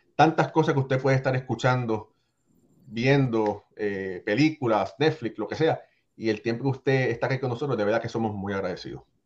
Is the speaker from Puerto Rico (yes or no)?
yes; Puerto Rico; yo soy boricua de padres cubanos